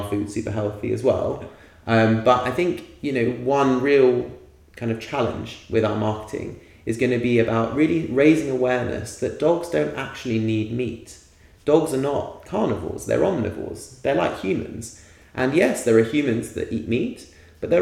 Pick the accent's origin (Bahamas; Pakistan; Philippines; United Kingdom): United Kingdom; London; I grew up in a city. I grew up in London.